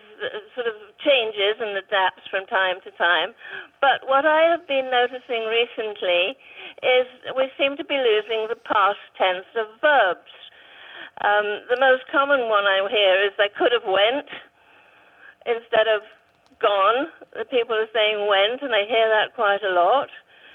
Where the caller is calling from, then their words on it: Potrero, California, United States; I'm calling from Potrero, way down south, down near the border.